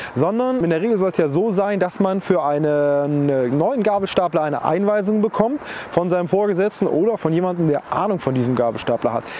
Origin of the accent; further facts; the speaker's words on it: Germany